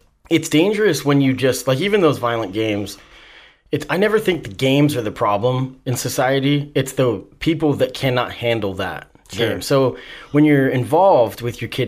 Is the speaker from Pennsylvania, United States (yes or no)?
no; Salem, Oregon, United States; I grew up in Salem, and it's the only one that exists now in Oregon